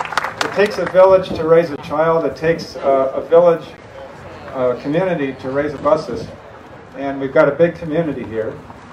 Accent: Wauwatosa, Wisconsin, United States; also born or lived in Milwaukee / East Coast; I was born in Milwaukee and raised in Wauwatosa. I have two hometowns.

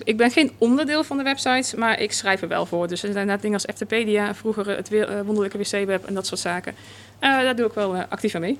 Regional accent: North Brabant, Netherlands; als Brabander, volgens mij kom je gewoon bijna standaard in de Efteling als kind zijn.

